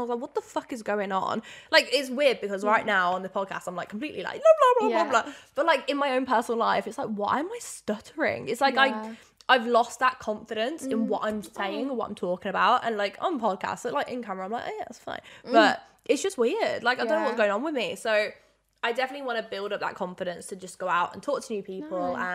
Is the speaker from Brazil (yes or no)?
no; Birmingham, West Midlands, United Kingdom; I've been living in Birmingham for God knows how long. Like, it's literally been my baby, my hometown